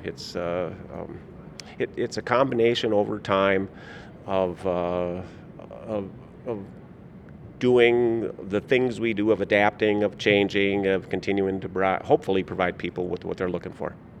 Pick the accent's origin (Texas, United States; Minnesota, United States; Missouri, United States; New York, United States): Minnesota, United States; I grew up in Minnesota